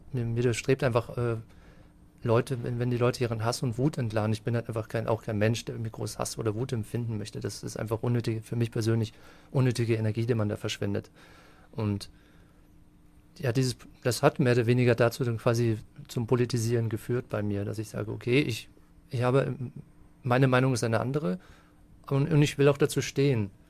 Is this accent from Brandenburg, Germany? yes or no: no; Wiesentheid, Bavaria, Germany; moved away as an adult; also born or lived in Würzburg / Erlangen / Munich; now in Fürth, Germany; eigentlich gebürtiger Unterfranke. Also in Würzburg geboren und in Wiesentheit aufgewachsen, in der schönen Mainschleife